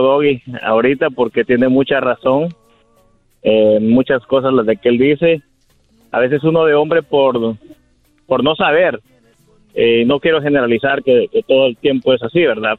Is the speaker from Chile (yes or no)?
no; El Salvador; moved away; yo soy de El Salvador, eh, pues yo allá era investigador de la policía